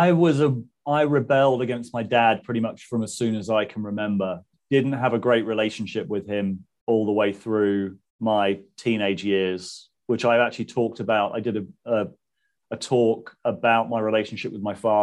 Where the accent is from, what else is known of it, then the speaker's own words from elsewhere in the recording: Southampton, South East England, United Kingdom; moved away as an adult; also born or lived in Manchester; Southampton. I grew up in Southampton